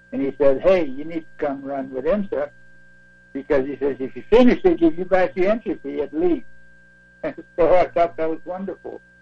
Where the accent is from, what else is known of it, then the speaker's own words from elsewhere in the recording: 30 miles east of Montreal, Quebec, Canada; moved away as an adult; also born or lived in North Carolina; now in Spartanburg, United States; I was born and raised 30 miles east of Montreal.